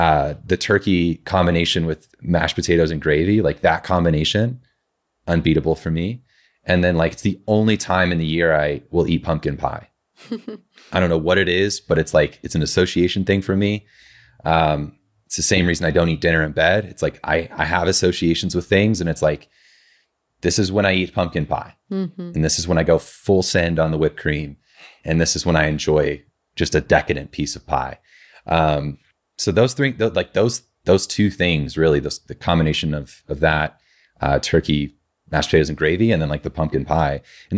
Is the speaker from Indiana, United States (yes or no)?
yes; Indiana, United States; And so growing up in Southern Indiana, you know, Indiana's a very long and slender state.